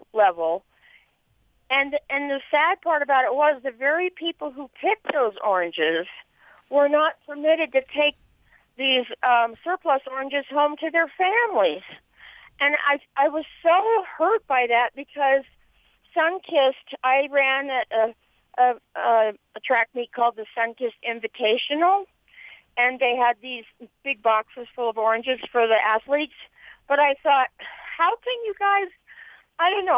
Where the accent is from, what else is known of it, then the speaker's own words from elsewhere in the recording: Southern California, United States; now in Vernal, United States; I'm out in Vernal, but I grew up in Southern California